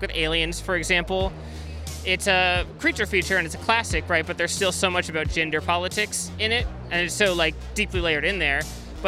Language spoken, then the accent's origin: English; San Diego, California, United States; I'm from San Diego, California